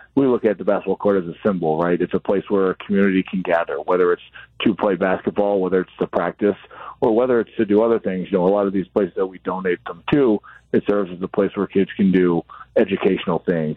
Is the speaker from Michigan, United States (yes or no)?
no; Boston, Massachusetts, United States; now in Milwaukee, United States; when I was a kid growing up in Boston